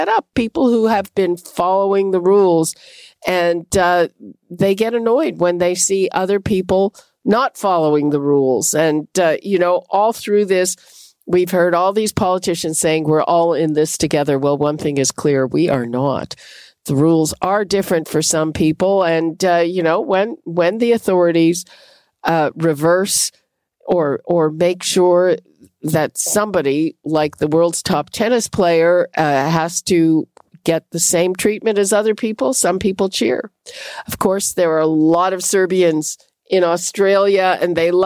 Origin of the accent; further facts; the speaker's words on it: Quebec, Canada; now in Toronto, Canada; I grew up in Quebec